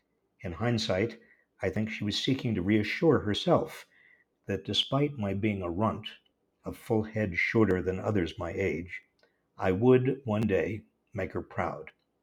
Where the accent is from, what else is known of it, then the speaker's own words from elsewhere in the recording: Scranton, Pennsylvania, United States; I was born on June 24th in 1946 to Mildred Freshman Reich and Edwin Saul Reich at the Mercy Hospital in Scranton, Pennsylvania.